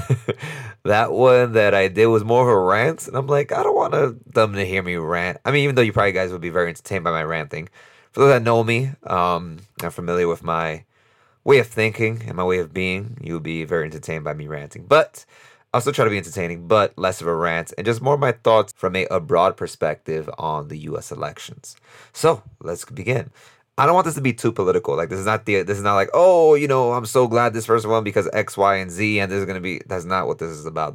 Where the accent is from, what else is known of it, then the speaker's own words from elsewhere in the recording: New York City, New York, United States; I'm from New York City and I'm from New York, my vote matters less in New York